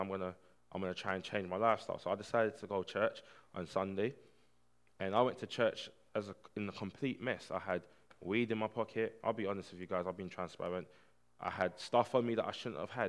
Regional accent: Barking, London, United Kingdom; I grew up in Barking Estate, which was one of the poorest estates in the UK, Hart's Lane.

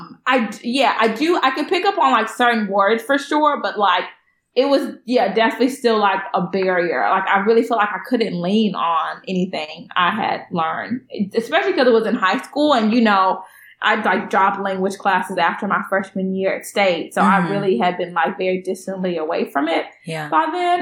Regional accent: Beaumont, Texas, United States; moved away as an adult; now in Los Angeles, United States; I'm from Beaumont, Texas, which is really very close to the border of Louisiana

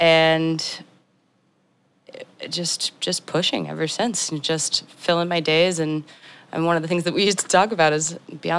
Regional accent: Northwest Indiana, United States; also born or lived in Toronto / Buffalo, New York; now in Chicago, United States; I'm from Northwest Indiana, but I moved back in 2013. I was out in Toronto and Buffalo, New York.

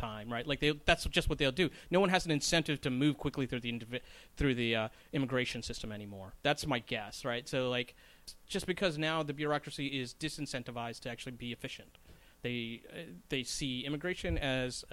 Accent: North Carolina, United States; now in New York City, United States; I grew up in North Carolina

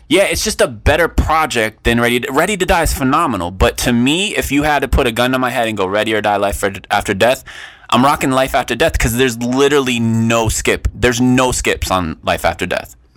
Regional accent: West Coast, United States; moved away; I'm from the West Coast originally

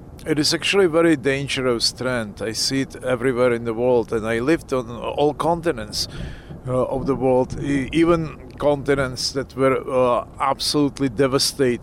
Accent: Pilsen, Plzeň Region, Czechia; moved away; also born or lived in Leningrad, Russia; I was born in Leningrad. I lived there for some time as a child, but then I grew up in Czechoslovakia, which used to be Czechoslovakia, and now it's Czech Republic

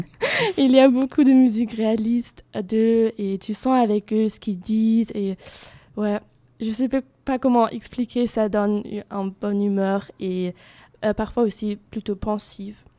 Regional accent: Germany; French is a second language; moved away as an adult; now in Bordeaux, France; Et en Allemagne, je viens de l'Allemagne

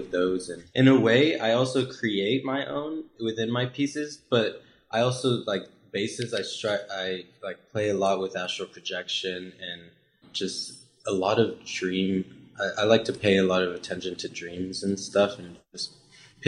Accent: McKinney, Texas, United States; moved away as an adult; now in Dallas, United States; I'm originally from McKinney, Texas

